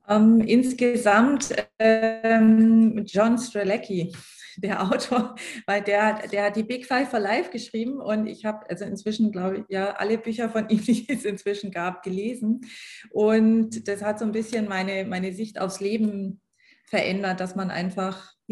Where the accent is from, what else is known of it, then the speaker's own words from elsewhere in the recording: Schleswig-Holstein, Germany; now in Bavaria, Germany; ich komme ja ursprünglich aus Schleswig-Holstein